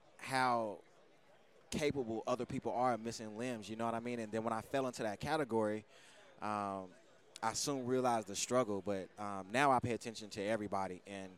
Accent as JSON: {"language": "English", "town": "Dallas", "region": "Texas", "country": "United States", "moved": "yes", "said": "I'm originally from Dallas, Texas."}